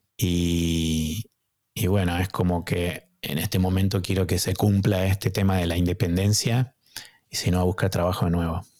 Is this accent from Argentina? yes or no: yes; Argentina; moved away as an adult; also born or lived in United States; now in Boston, United States; cuando emigré de la Argentina estuve solo, y, pero vine a Estados Unidos a estudiar